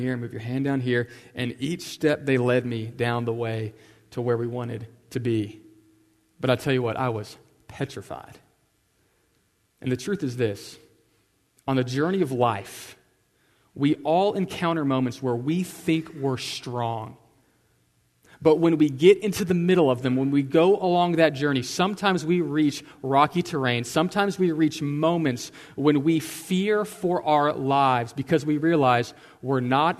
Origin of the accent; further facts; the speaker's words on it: Houston, Texas, United States; I'm from Houston, I'm from Flatlands